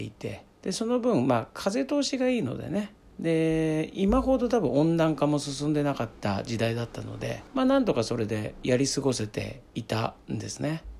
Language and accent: Japanese; Chiba countryside, Japan; moved away as an adult; 僕はですね千葉の田舎の生まれなんですけども僕の実家はですね、まあ、今はねあるんですが僕が子供の頃はですねエアコンっていうのはですねなかったんですね